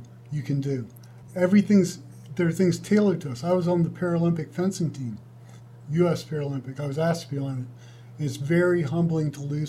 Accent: Georgia, United States; now in Texas, United States; And then I'm from Georgia. I moved here from Georgia. So the distances in Texas are phenomenal.

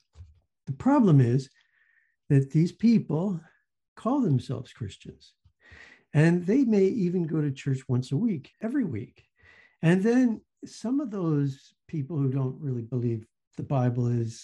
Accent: the South, United States; moved away as an adult; also born or lived in Minnesota; I grew up in the South, so I understand we had Catholics and we had Baptists

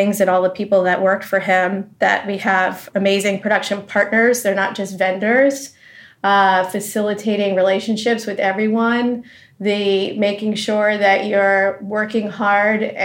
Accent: New Jersey, United States; also born or lived in Massachusetts; I was born in Massachusetts and kind of grew up in New Jersey

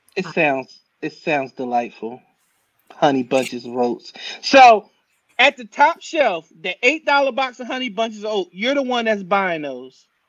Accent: New Jersey, United States; moved away; I'm from New Jersey.

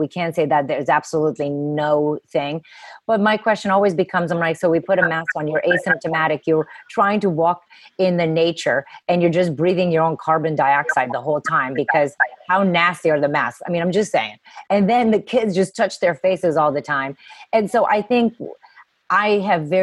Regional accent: Romania; now in United States; I grew up in communism. I come from Romania. And I grew up in communism

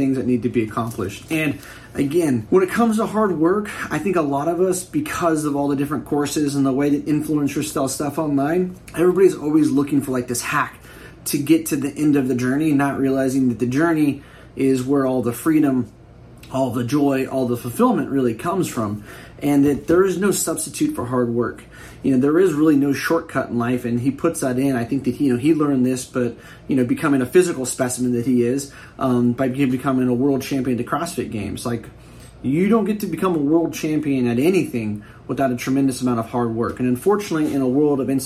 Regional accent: Bay Area, California, United States; I'm from the Bay Area

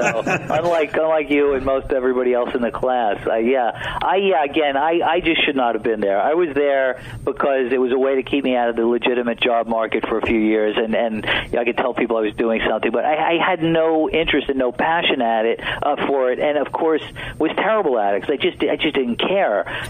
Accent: New York City, New York, United States; growing up in Brooklyn in the 60s and 70s

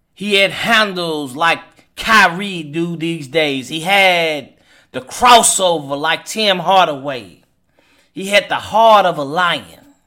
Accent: Hopkinsville, Kentucky, United States; now in Louisville, United States; my hometown of Hopkinsville, Kentucky

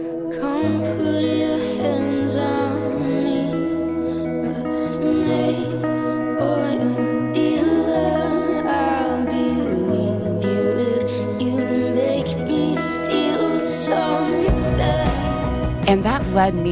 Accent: the South, United States; growing up in the South

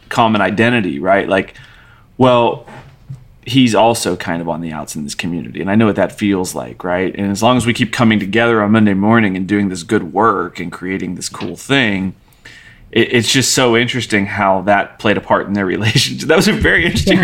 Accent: United States; me as an American speaker

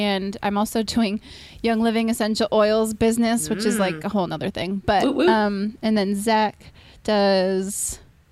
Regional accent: Minnesota, United States; now in California, United States; I grew up in Minnesota

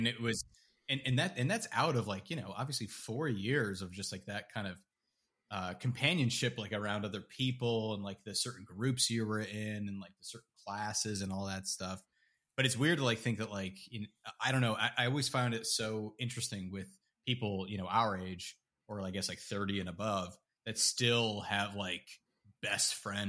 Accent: Canada; And, you know, you'd be like, oh, yeah, you know, like I'm from Canada.

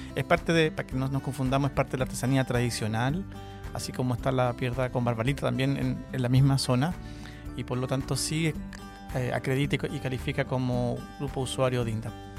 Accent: Chile; nosotros como, chilenos

